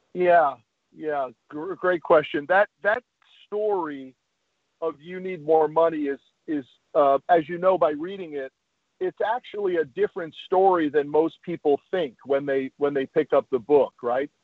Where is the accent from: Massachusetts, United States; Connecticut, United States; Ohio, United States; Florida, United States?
Connecticut, United States; now in Texas, United States; I grew up in Connecticut